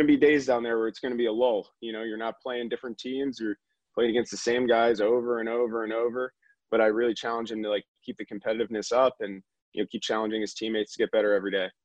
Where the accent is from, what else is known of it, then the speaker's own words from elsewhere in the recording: Northeast, United States; We are both from the Northeast